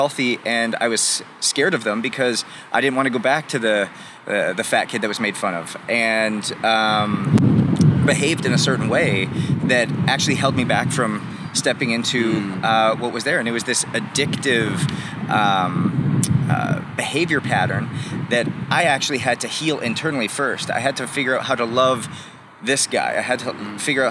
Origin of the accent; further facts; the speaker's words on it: Canada; as like a young kid growing up in Canada